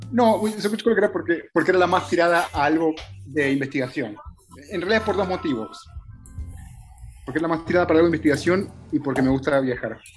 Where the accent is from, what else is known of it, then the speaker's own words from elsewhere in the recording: Costa Rica; also born or lived in Scotland / Panama / Argentina / United States; es que en realidad nací ahí, pero después hice toda mi primaria, toda mi infancia en Costa Rica, una parte en Panamá, después volví a Argentina, donde hice la universidad, y ahí me fui de vuelta a Escocia